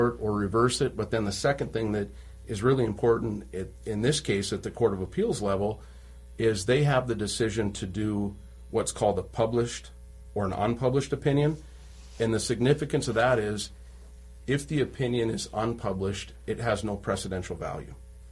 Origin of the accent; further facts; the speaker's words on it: Walker, Minnesota, United States; now in Bemidji, United States; I was born and raised on Walker, learned how to fish on Lake Winnie, and came to Bemidji as an attorney in 1997